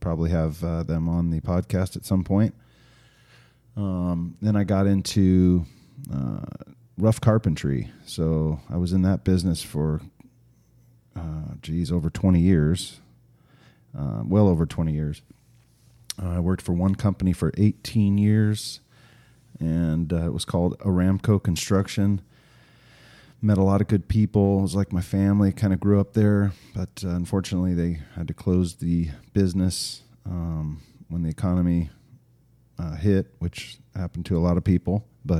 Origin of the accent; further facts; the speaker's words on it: Arizona, United States; also born or lived in Oregon; I grew up here in Arizona. I am 48 years old. Been around the valley for a while. We did live in Oregon for a little while as a kid, which was kind of fun.